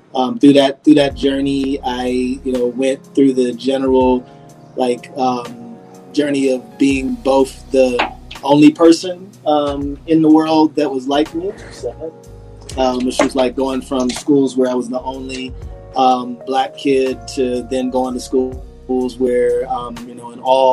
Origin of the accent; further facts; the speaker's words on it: Detroit, Michigan, United States; moved away; also born or lived in Germany / Washington, D.C. / Baltimore; I was born in Germany. I grew up mainly on the East Coast after I left Germany when I was like three. From D.C. to Baltimore to Detroit was my main hometown.